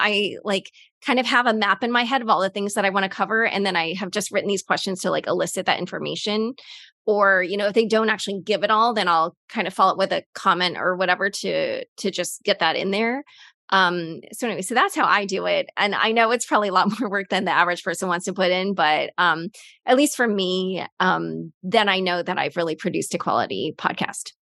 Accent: United States; as an American

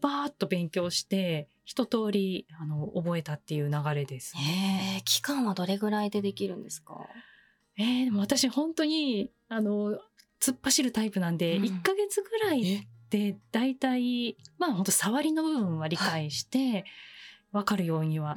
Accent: Chiba, Japan; 平成6年6月22日の、はい、えっと、朝生まれて、千葉出身です。

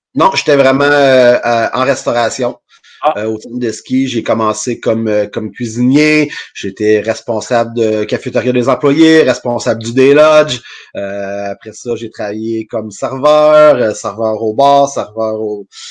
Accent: Rimouski, Quebec, Canada; also born or lived in Western Canada; Originaire de Rimouski, j'ai resté là jusqu'à mes 20 ans environ.

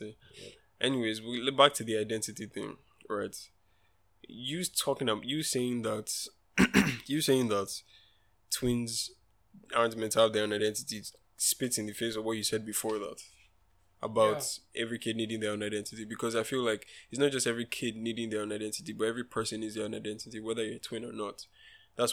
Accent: Nigeria; I'm a Nigerian child, right? And I grew up in Nigeria

